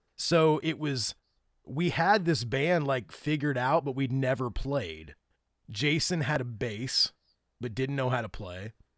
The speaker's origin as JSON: {"language": "English", "area": "Grant County", "region": "Indiana", "country": "United States", "tie": "born or raised there", "also_born_or_lived": "Alabama / Jamaica", "moved": "as an adult", "said": "We grew up literally a few miles apart"}